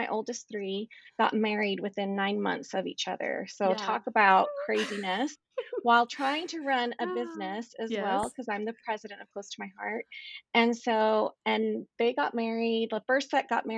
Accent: Texas, United States; moved away as an adult; now in Utah, United States; I grew up in Texas.

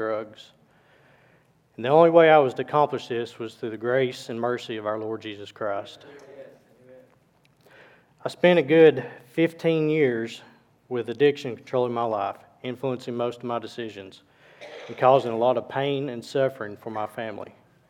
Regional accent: Cohutta, Georgia, United States; also born or lived in Dalton, Georgia; I was born in Dalton, Georgia in 1981. I was raised in a small town of Cahutta, Georgia

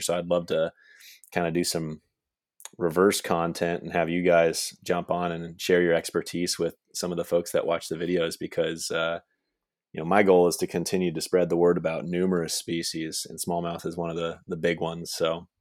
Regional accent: Manhattan, Kansas, United States; moved away; I grew up in Manhattan, Kansas, which is where, uh, K-State is.

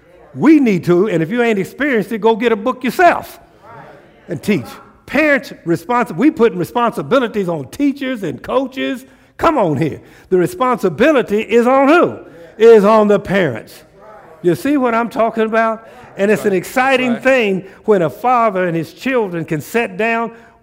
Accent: Tulsa, Oklahoma, United States; born there; I was born in Tulsa, Oklahoma. That's my birthplace, is Tulsa, Oklahoma.

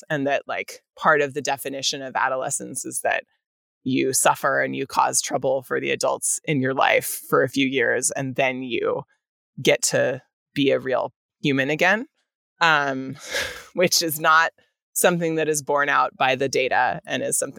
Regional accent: Northern California, United States; even though I grew up in Northern California

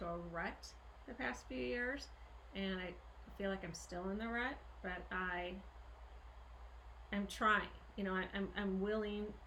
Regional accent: St. Louis, Missouri, United States; we do have such a history of growing up in St. Louis, Missouri. And we are childhood friends

